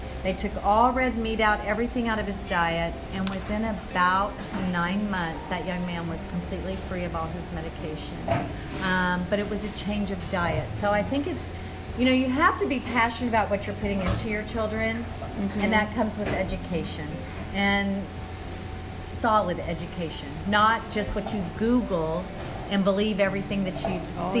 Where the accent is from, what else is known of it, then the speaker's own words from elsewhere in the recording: Minnesota, United States; accent: Minnesota; He was from Minneapolis, Minnesota, and so you can see that in my accent there, Minnesota.